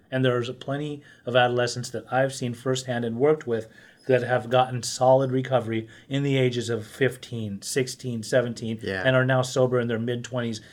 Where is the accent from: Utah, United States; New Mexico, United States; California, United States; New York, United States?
Utah, United States; I grew up in Utah